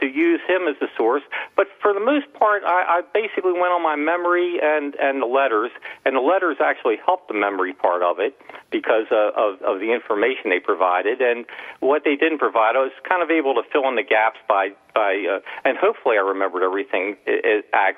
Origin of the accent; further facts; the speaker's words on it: Baltimore, Maryland, United States; growing up in Baltimore, Maryland